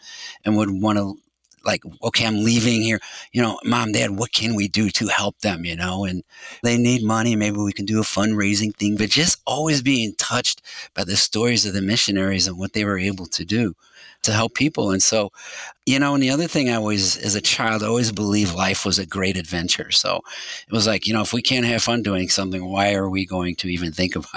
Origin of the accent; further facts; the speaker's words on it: St. Louis, Missouri, United States; I was born and raised in St. Louis